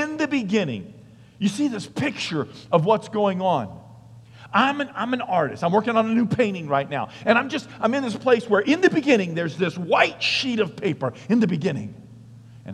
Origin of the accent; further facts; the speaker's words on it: New England, United States; I'm from New England, so you have to say wicked before things.